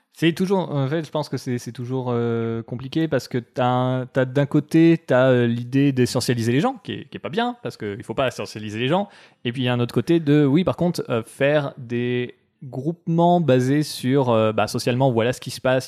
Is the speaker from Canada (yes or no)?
no; France; nous fait du mal en tant que Français